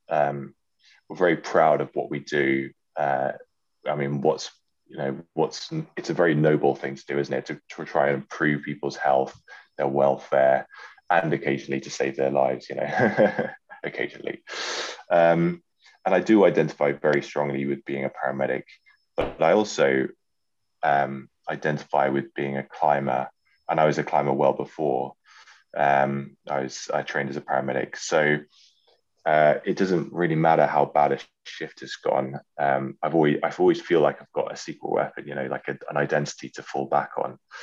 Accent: London, United Kingdom; moved away; also born or lived in Yorkshire; it's my hometown.

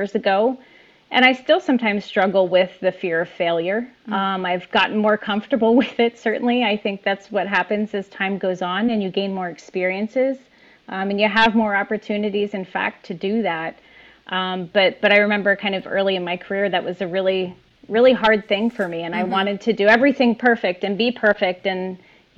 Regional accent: Lebanon County, Pennsylvania, United States; I was born and raised in Lebanon County, Pennsylvania. And we still live here

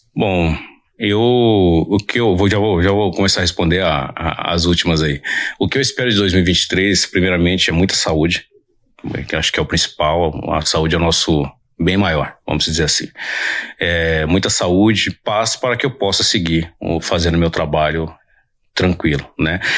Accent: São Paulo, Brazil; Eu sou da Zona Leste de São Paulo, do bairro de Itaim Paulista. Mas quando eu vim morar aqui na Zona Sul de São Paulo

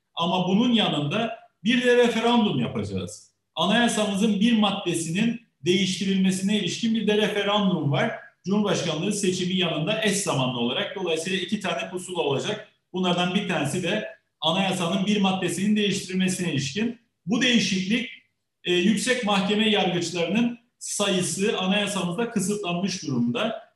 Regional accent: Northern Cyprus, Cyprus; Kıbrıs Türk halkı olarak

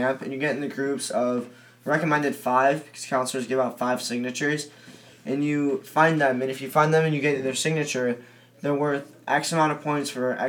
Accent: Buffalo Grove, Illinois, United States; This is my fifth year. I'm also from Buffalo Grove

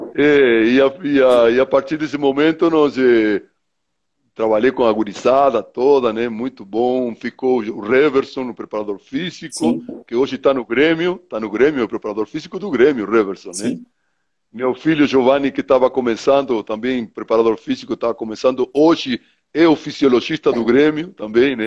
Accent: Treinta y Tres, Uruguay; moved away; eu sou do interior do Uruguai, minha cidade chama 33, né? É uma cidade da zona leste do Uruguai, próximo de uma fronteira com o Brasil

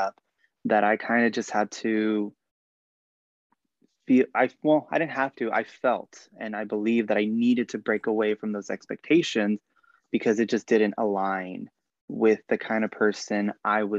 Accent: Bakersfield, California, United States; I grew up in Bakersfield, which is a lot, you know, Bakersfield, California

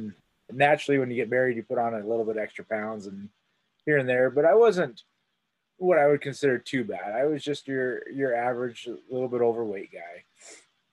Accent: Montana, United States; also born or lived in Utah; I was born and raised here in Montana, grew up here my whole life.

